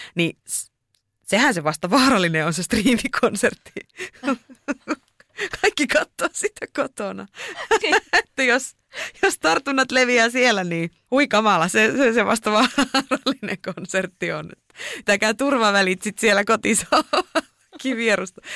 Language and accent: Finnish; Lapland, Finland; also born or lived in Tampere; sieltä on kotoisin, niin niistä jotenkin kokee, että että ne omat juuret kasvaa niin syvällä siellä